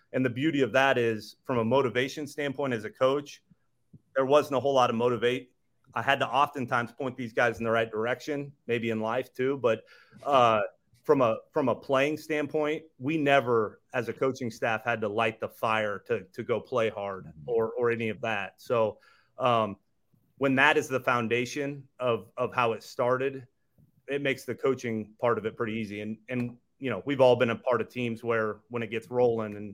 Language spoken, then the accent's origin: English; Midwest, United States; I grew up in the Midwest